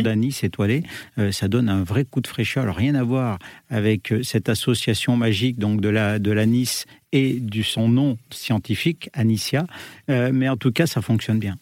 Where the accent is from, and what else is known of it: Le Puy-en-Velay, Auvergne-Rhône-Alpes, France; moved away as an adult; now in Paris, France